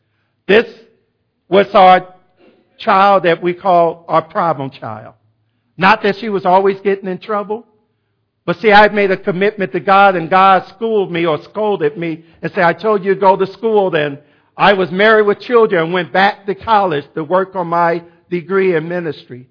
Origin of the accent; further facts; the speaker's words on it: Chicago, Illinois, United States; moved away; I was from Chicago